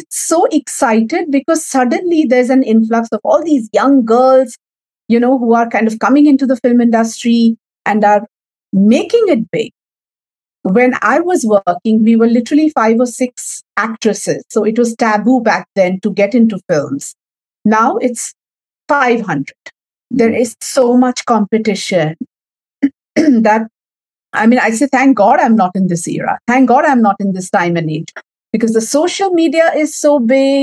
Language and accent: English; Maharashtra, India; first language Marathi; English is a second language; I come from Maharashtra